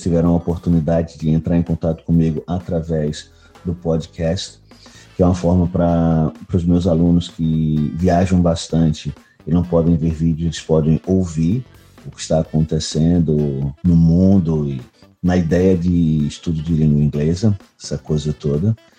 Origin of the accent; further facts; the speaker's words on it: Recife, Pernambuco, Brazil; sou de Recife, Pernambuco, Brasil